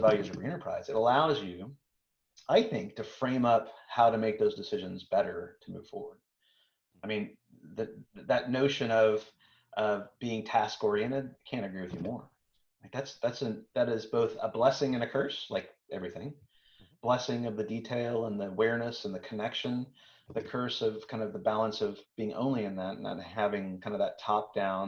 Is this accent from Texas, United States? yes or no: yes; Texas, United States; I'm from Texas